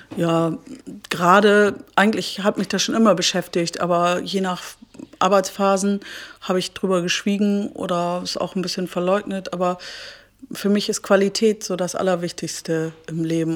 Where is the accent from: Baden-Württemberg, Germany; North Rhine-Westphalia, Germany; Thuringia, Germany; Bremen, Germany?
Bremen, Germany; moved away as an adult; also born or lived in London / Jamaica / Berlin / Hamburg; now in Hannover, Germany; ich komme aus Fegesack